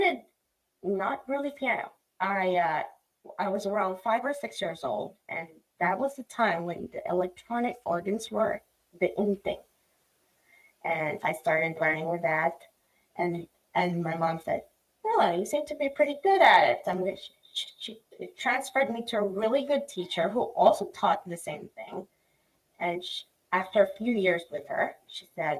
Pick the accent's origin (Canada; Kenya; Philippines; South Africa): Philippines; now in United States; I was born and raised in the Philippines.